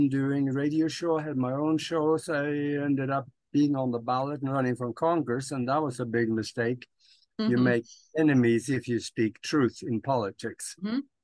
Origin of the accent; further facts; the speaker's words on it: Norway; moved away as an adult; now in United States; I was born and raised in Europe on a farm back in Norway. And I didn't want to be a farmer. So at the age of 25, I left Norway, came to the United States